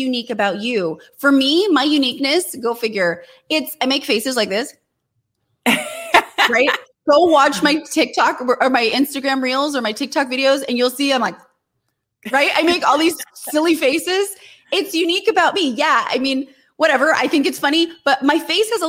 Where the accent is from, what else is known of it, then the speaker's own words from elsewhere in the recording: Fremont, California, United States; I grew up in Fremont